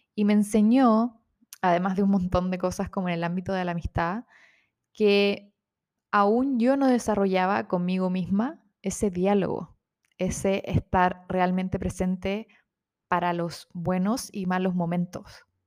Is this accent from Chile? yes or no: yes; Chile